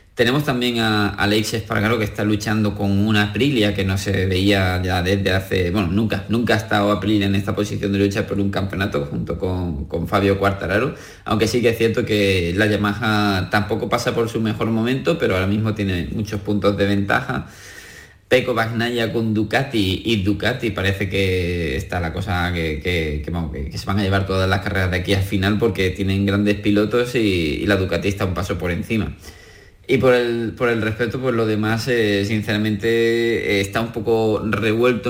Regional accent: Andalusia, Spain; lo tenemos entre nosotros, entre los andaluces y como español

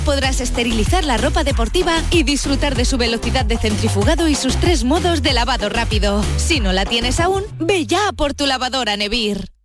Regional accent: Málaga, Andalusia, Spain; also born or lived in Madrid; chiquitita, chiquitita y de Málaga

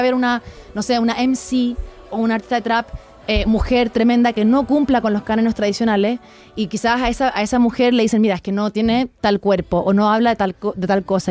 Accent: Chile; moved away as an adult; now in Mexico; soy de Chile

